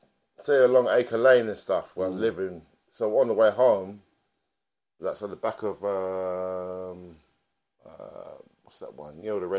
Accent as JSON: {"language": "English", "region": "London", "country": "United Kingdom", "tie": "born or raised there", "said": "I grew up in Brixton. I was born in Angel Road area."}